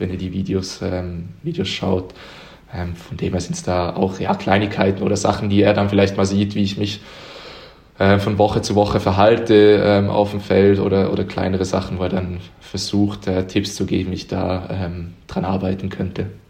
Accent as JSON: {"language": "German", "town": "Uster", "region": "Zurich", "country": "Switzerland", "tie": "born or raised there", "moved": "as an adult", "lives_now": "Konstanz, Germany", "said": "Ich bin in Uster geboren. Das ist in der Nähe von Zürich"}